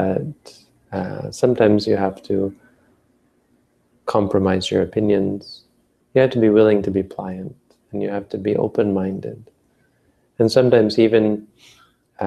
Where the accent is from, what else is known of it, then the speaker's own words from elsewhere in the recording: Northern Ontario, Canada; I grew up in Northern Ontario